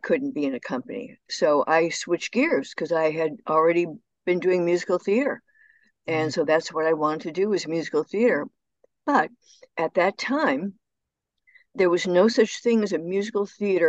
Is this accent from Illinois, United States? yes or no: yes; Barrington, Illinois, United States; moved away as an adult; also born or lived in Washington, D.C.; my hometown was 45 minutes northwest of Chicago.